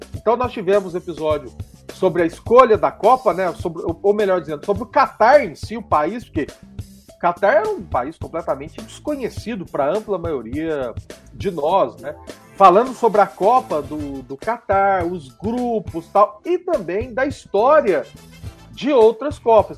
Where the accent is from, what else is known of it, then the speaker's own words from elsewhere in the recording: Itaú de Minas, Minas Gerais, Brazil; moved away as an adult; now in Guanhães, Brazil; Eu sou do sul de Minas, né? Eu nasci em Itaú de Minas, que fica próximo à cidade de Passos